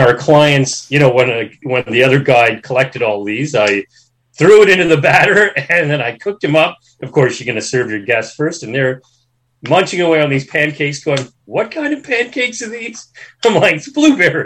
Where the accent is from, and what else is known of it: Toronto, Ontario, Canada; born or raised there; moved away as an adult; now in Australia